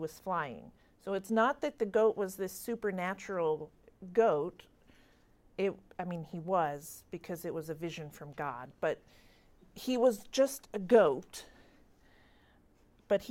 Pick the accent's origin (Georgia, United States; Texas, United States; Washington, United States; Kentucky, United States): Kentucky, United States; I grew up in Kentucky